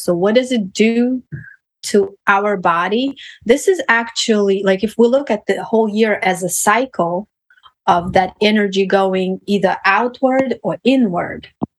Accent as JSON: {"language": "English", "country": "Russia", "moved": "yes", "said": "So I came from Russia in 2005"}